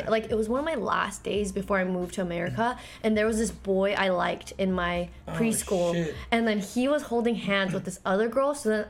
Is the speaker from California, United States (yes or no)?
yes; Chino Hills, California, United States; born or raised there; also born or lived in Korea / Walnut, California / London